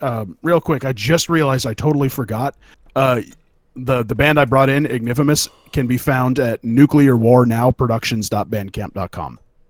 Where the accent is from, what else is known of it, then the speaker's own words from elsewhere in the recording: California, United States; growing up in California when I did